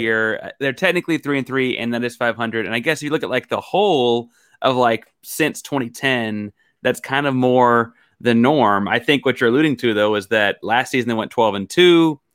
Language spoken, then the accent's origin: English; Houston, Texas, United States; I was born in Houston